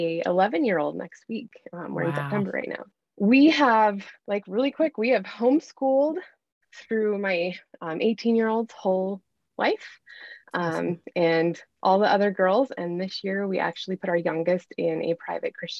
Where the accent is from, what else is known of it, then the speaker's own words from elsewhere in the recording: Bozeman, Montana, United States; I've born and raised in Montana. I've lived in Bozeman most of my life